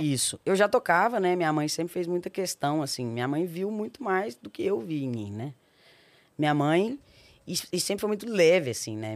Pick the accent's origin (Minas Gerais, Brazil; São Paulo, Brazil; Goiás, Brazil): Minas Gerais, Brazil; Belo Horizonte; also born or lived in Porto Seguro / Nanuque; sou nascida em Belo Horizonte, Minas Olha. Gerais a minha mãe, ela é do interior de Minas, né? Minha avó teve todas as minhas tias no interior de Minas, numa cidade que chama Nanuque, que é bem na divisa de, de Minas, Bahia e Espírito Santo ali. É... Eu morei 15 anos em Belo Horizonte